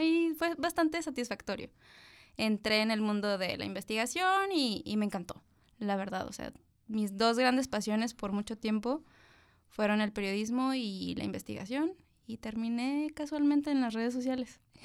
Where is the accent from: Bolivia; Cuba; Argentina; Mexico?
Mexico; Tijuana, Baja California; also born or lived in Mexico City; soy una mujer de 32 años que nació en la Ciudad de México. Siempre me he definido como una chilanga orgullosa, pero llegué aquí desde los 9 años, entonces soy de Tijuana